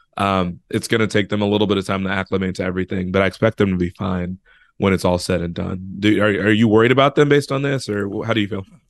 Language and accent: English; Chicago, Illinois, United States; I'm from Chicago